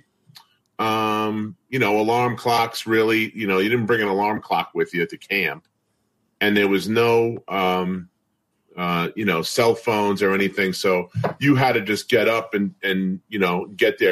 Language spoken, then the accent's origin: English; Brentwood, New York, United States; I'm from Brentwood. I went to Brentwood High School, played there